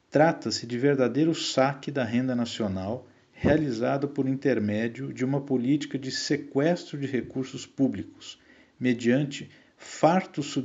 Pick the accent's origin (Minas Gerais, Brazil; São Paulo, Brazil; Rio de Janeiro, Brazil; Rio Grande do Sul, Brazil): São Paulo, Brazil; nasci em São Paulo no ano de 1977